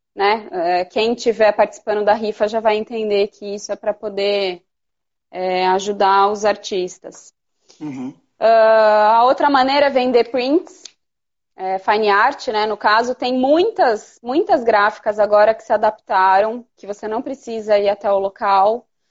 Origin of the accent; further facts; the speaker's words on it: Piracicaba, São Paulo, Brazil; also born or lived in Campinas; eu sou de Piracicaba, como eu estava te contando, eu mudei meu ateliê para Campinas